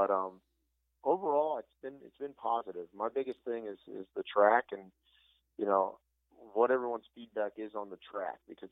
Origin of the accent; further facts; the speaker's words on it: New Jersey, United States; I'm from New Jersey